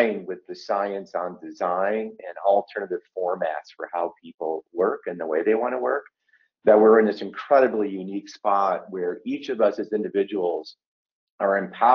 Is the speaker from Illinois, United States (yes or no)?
yes; Chicago, Illinois, United States; based out of Chicago, which is my hometown.